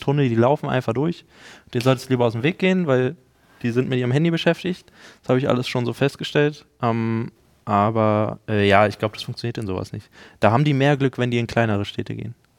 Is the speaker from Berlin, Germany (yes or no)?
yes; Berlin, Germany; als Berliner